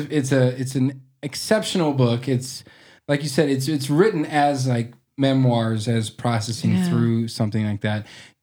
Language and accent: English; Arthur, Nebraska, United States; moved away as an adult; also born or lived in Omaha, Nebraska; now in Black Hills, United States; I grew up in western Nebraska, in a place called Arthur, about 128 people in the county.